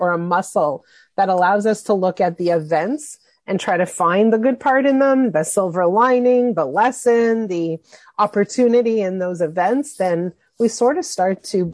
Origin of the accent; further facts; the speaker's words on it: Montreal, Quebec, Canada; I was 12 years old. And I grew up in Montreal.